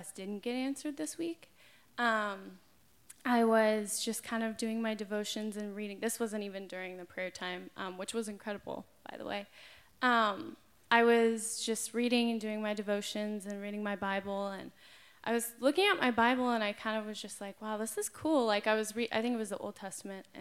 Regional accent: San Clemente, California, United States; now in Santa Barbara, United States; I'm from San Clemente

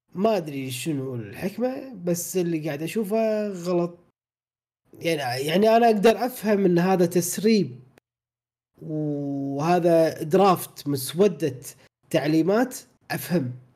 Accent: Kuwait; احنا عندنا بالكويت

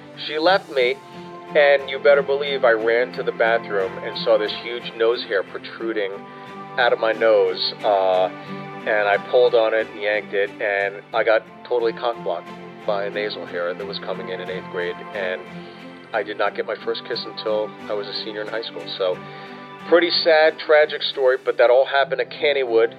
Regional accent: Pittsburgh, Pennsylvania, United States; I grew up in Pittsburgh

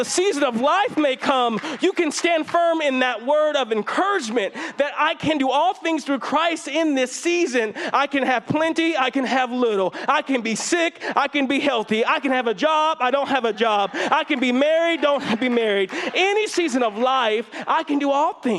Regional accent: Fresno, California, United States; growing up in Fresno, it's definitely a different religious climate than the Bay Area

